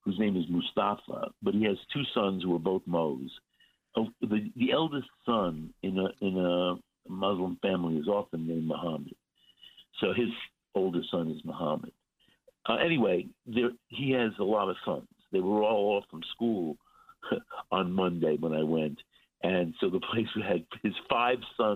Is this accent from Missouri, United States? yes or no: no; New York City, New York, United States; I grew up in Flatbush